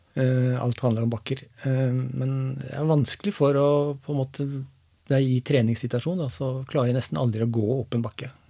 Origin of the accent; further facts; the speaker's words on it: Seljord, Vestfold og Telemark, Norway; jeg er eh, født og oppvokst i Seljord. I en liten bygd som heter Dyrlandsdalen.